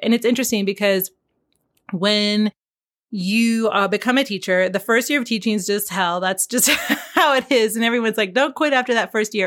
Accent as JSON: {"language": "English", "region": "Pacific Northwest", "country": "United States", "tie": "born or raised there", "moved": "yes", "lives_now": "Landers, California, United States", "said": "we grew up in the Pacific Northwest, where, of course, everything is very green"}